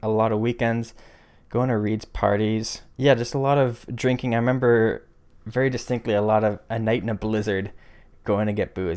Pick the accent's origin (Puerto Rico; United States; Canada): Canada; Barrie, Ontario; moved away as an adult; now in Waterloo, Canada; grew up in a smallish city north of Toronto called Barrie.